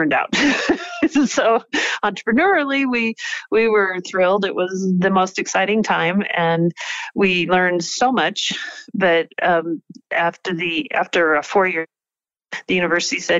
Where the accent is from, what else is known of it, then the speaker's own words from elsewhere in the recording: South Dakota, United States; also born or lived in Wyoming; now in Butte, United States; I was raised in South Dakota